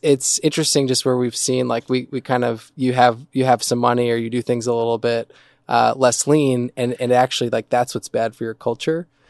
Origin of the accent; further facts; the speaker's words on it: New Jersey, United States; moved away; also born or lived in New York / Midwest; I'm originally from New Jersey